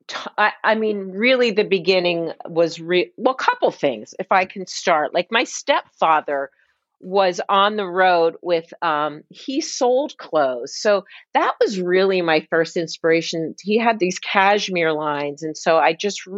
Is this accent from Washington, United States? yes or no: no; Columbus, Cincinnati, Ohio, United States; moved away as an adult; also born or lived in Midwest; now in New York, United States; I was born in Columbus and really grew up because those teenage years were Cincinnati.